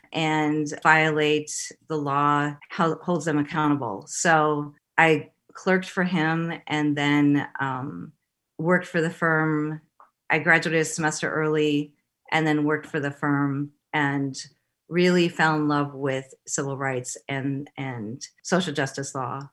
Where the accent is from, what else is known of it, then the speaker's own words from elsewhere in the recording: Madison, Wisconsin, United States; also born or lived in Los Angeles; I grew up in Madison. My family lived in Los Angeles, then moved back to Wisconsin